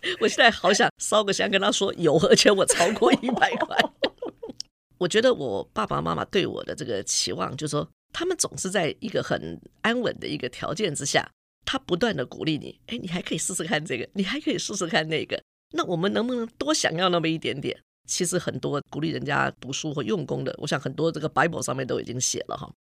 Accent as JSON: {"language": "Chinese", "town": "Hsinchu", "country": "Taiwan", "said": "因为我就是新竹人，所以说在我念书的时候，就说学校嘛，因为在新竹嘛"}